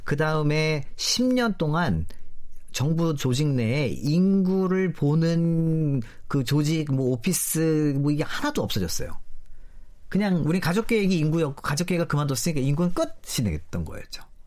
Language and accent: Korean; South Korea